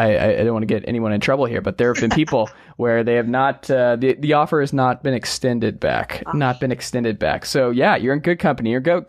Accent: Georgia, United States; I grew up in Georgia

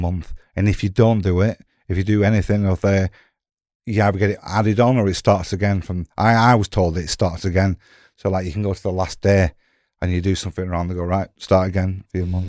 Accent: Blackburn, North West England, United Kingdom

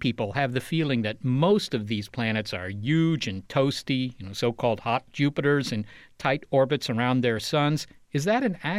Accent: Virginia, United States; moved away as an adult; also born or lived in Europe; growing up in Virginia

